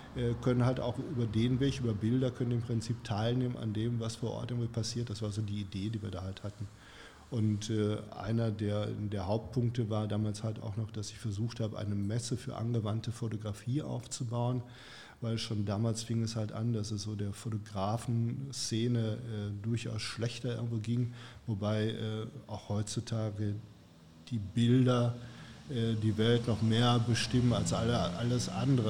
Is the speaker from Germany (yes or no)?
yes; Gelsenkirchen, North Rhine-Westphalia, Germany; now in Herne, Germany; hier in Gelsenkirchen